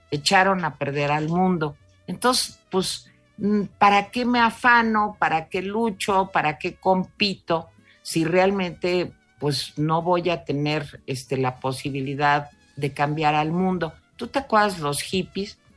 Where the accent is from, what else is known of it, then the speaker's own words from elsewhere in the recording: Mexico; sí viva México pero viva México ese sentimiento de somos mexicanos tiene que ser también un impulso tiene que ser viva México y voy a trabajar por México